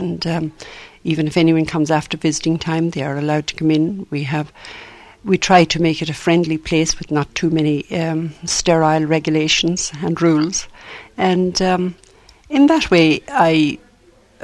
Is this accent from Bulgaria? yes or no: no; Ireland; moved away as an adult; also born or lived in Canada; when I came to Ireland from Canada, came back to Ireland in 1977